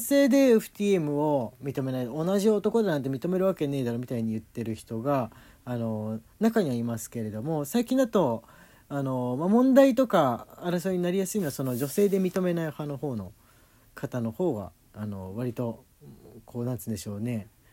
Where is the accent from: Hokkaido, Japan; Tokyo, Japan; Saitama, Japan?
Tokyo, Japan; 俺東京の人間だから